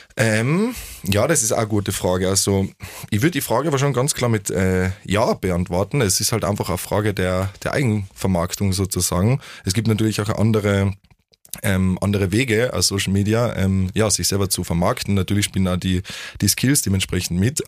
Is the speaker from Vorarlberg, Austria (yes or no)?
no; Vienna, Austria; bei uns in Wien